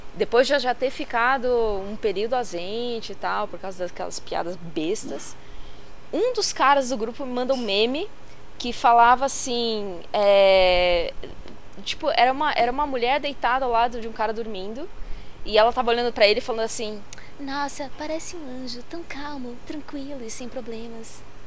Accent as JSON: {"language": "Portuguese", "region": "São Paulo", "country": "Brazil", "said": "eu sou de São Paulo"}